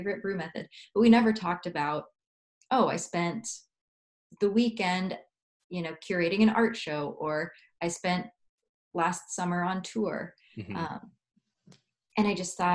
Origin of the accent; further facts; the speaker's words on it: United States; I'm from the United States